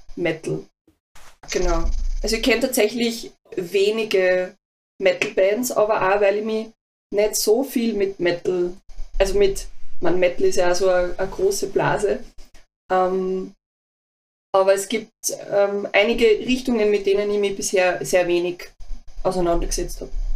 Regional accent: Mühlviertel / Linz, Upper Austria, Austria; moved away; also ich bin ja aus dem Mühlviertel. Ah. ähm, oder halt ah, Linz, sagen wir mal Linz einfach.

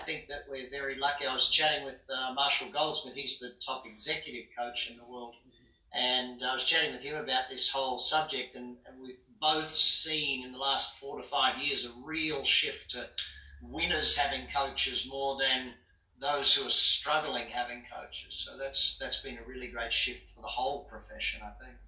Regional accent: Brisbane, Queensland, Australia; moved away as an adult; now in United States; I grew up in Brisbane.

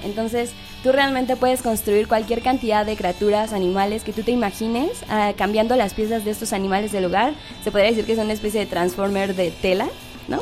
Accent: Mexico City, Mexico; nosotros en el equipo somos, todos somos de la Ciudad de México

